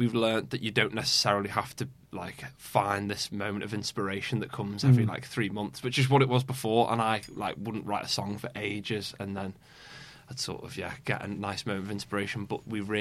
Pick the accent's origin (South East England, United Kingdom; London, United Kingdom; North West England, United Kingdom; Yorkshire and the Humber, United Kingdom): North West England, United Kingdom; Formby; we went to secondary school in Formby